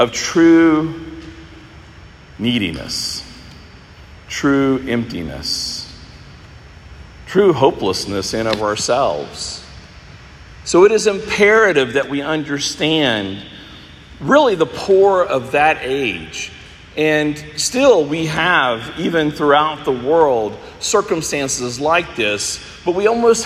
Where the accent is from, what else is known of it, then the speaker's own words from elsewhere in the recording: United States; being an American where we have so many riches